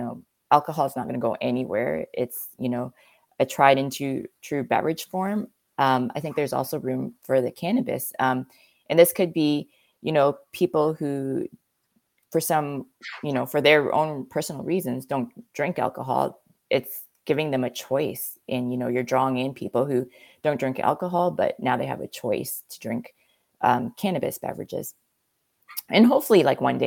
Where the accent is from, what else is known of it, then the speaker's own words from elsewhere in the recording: Canada; you're asking a Canadian